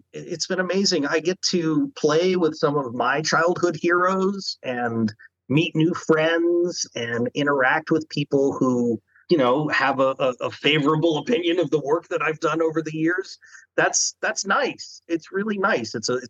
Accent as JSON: {"language": "English", "region": "Chesapeake Bay area", "country": "United States", "said": "I'm from the Chesapeake, so, you know."}